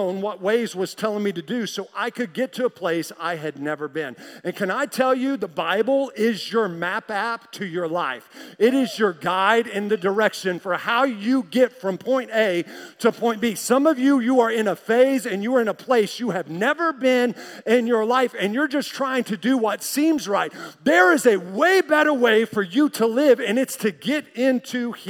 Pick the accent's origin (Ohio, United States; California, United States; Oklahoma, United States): Oklahoma, United States; Tulsa; I'm from Tulsa